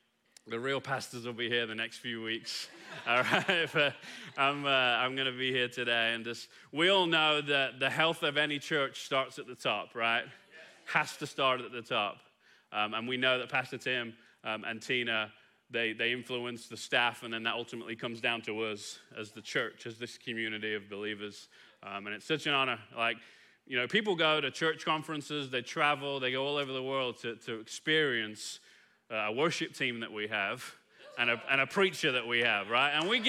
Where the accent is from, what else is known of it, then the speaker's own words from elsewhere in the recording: Kilgore, Texas, United States; Because after a few minutes, you're going to realize I'm not from here, right? I'm from Kilgore, just down 31 real quick.